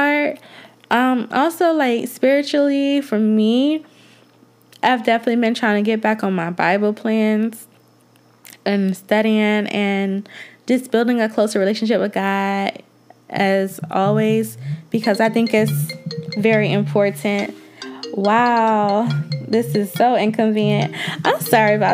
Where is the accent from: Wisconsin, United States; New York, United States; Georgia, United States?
Georgia, United States; also born or lived in Atlanta, Georgia; I do love Atlanta, even though I'm not originally from there, but I live there and I am originally from Georgia.